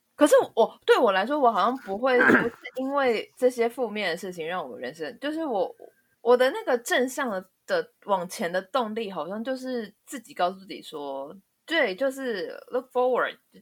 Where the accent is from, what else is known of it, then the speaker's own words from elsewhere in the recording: Taiwan; 我们台湾人